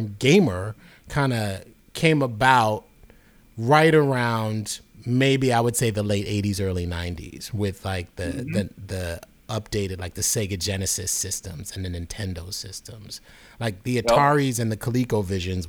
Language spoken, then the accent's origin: English; New York City, New York, United States; I grew up in New York City